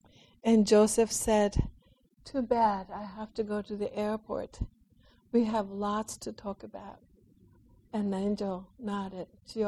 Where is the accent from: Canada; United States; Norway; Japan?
Japan